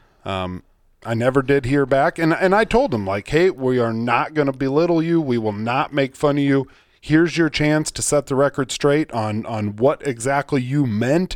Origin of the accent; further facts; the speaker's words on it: Iowa, United States; me growing up in Iowa